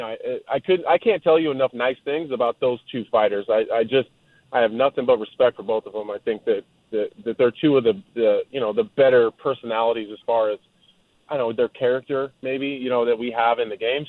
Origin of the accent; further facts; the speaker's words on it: Texas, United States; moved away; I was born in Texas.